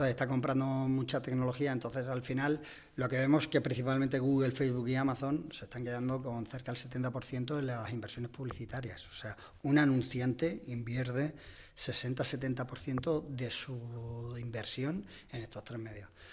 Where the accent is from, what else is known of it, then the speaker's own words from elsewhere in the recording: Cabeza del Buey, Extremadura, Spain; moved away as an adult; now in Madrid, Spain; yo soy extremeño, soy además de un pueblecito